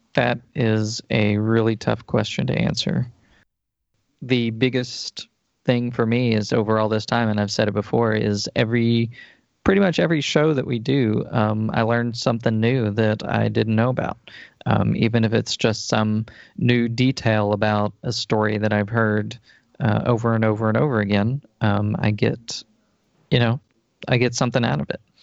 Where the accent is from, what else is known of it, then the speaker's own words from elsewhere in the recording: Texas, United States; the state where I grew up